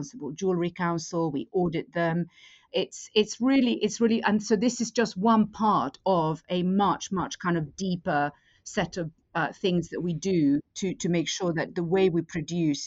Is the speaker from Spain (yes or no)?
yes; Madrid, Community of Madrid, Spain; moved away; I grew up in Madrid, and my mother had an antique business